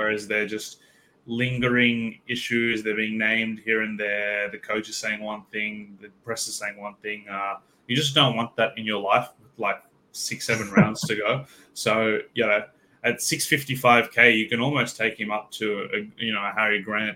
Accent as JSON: {"language": "English", "region": "Queensland", "country": "Australia", "said": "as a Queenslander"}